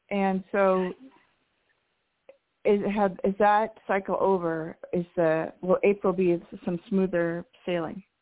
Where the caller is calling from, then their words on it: New Mexico, United States; Hi this is … in New Mexico.